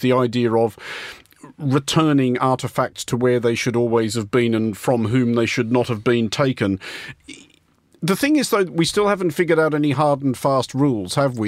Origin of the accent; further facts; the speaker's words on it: Australia; as an Australian